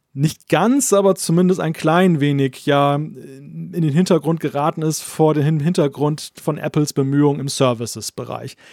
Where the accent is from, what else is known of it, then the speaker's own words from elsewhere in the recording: Germany; als Deutscher